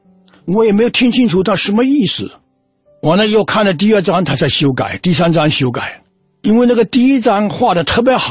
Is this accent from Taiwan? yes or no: no; Xianyou, Fujian, China; also born or lived in Putian; 我三岁的时候，就全家就到了仙游。